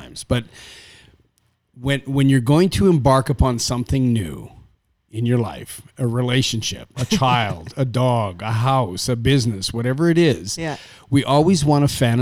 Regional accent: Saskatchewan, Canada; I'm from Canada, from Saskatchewan was where I was born and raised.

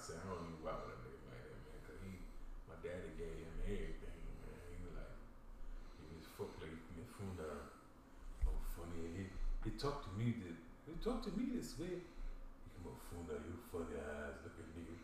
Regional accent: Ethiopia; English is a second language; moved away; I am from East Africa

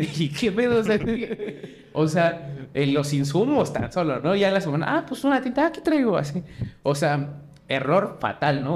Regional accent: Mexico; yo soy mexicano

